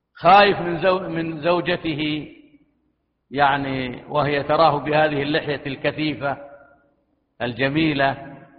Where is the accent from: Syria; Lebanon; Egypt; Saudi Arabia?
Saudi Arabia; بلادنا المملكة العربية السعودية